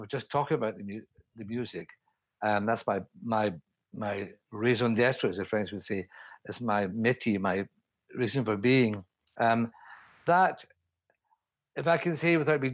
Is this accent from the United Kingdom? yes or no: yes; Scotland, United Kingdom; now in London, United Kingdom; up in Scotland, in my home country